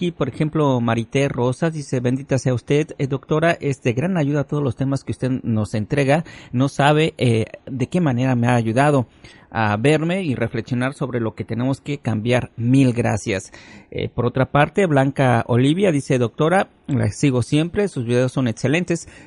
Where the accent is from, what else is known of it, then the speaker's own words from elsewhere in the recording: Ecuador; mi problema es que soy de Ecuador.